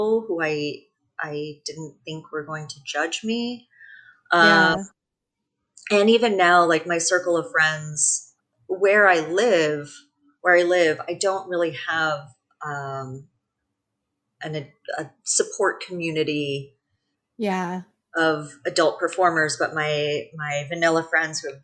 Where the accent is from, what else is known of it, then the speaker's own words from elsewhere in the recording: San Francisco Bay Area, California, United States; I grew up in the San Francisco Bay Area